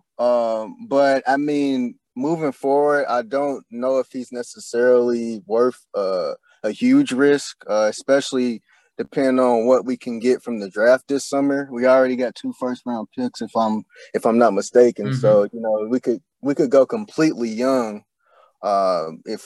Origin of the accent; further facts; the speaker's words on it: Louisville, Kentucky, United States; moved away as an adult; now in Indianapolis, United States; I'm originally from Louisville, Kentucky. We don't have a pro team there. I moved to Indy in 2018